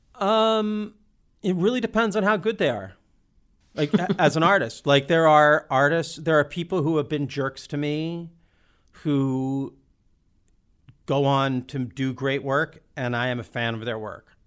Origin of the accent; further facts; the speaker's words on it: Olympia, Washington, United States; we grew up in Olympia, which is a pretty queer friendly town